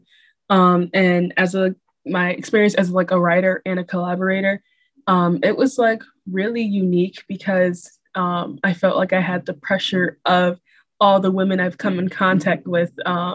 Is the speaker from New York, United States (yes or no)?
yes; Rochester, New York, United States; as a young woman growing up in Rochester